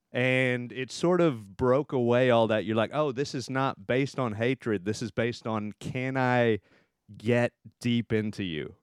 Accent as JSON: {"language": "English", "region": "Texas", "country": "United States", "moved": "yes", "said": "I'm from Texas"}